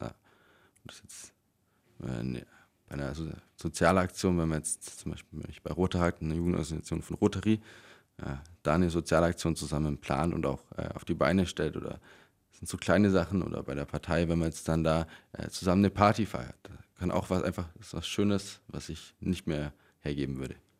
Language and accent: German; Allgäu, Bavaria, Germany; bei uns im Allgäu